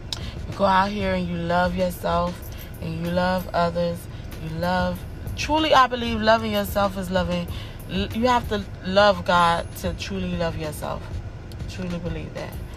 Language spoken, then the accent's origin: English; United States; I'm from America